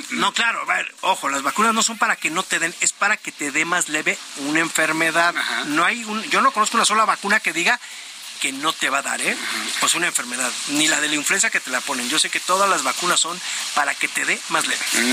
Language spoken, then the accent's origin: Spanish; Mexico; somos también los mexicanos